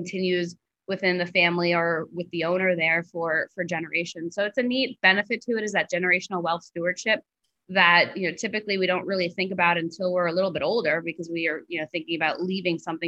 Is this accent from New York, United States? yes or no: yes; New York, United States; moved away as an adult; also born or lived in Nicaragua; now in Belize; I grew up in New York